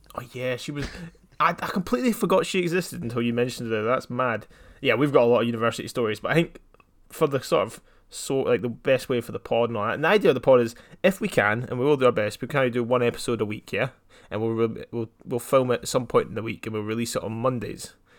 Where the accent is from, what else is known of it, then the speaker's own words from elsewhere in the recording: Scotland, United Kingdom; I'm half English, half Scottish